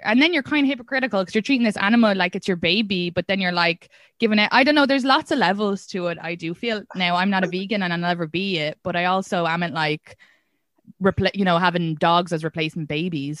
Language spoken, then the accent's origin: English; Ireland; first language English; moved away as an adult; now in United States; I'm from Ireland